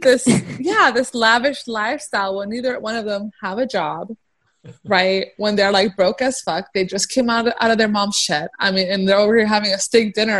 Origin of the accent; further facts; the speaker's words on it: Afghanistan; moved away; Afghanistan because that's where I'm from originally